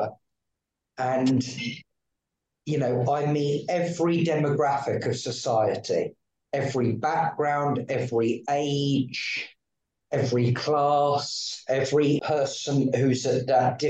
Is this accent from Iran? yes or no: no; Sussex, South East England, United Kingdom; I grew up in Sussex.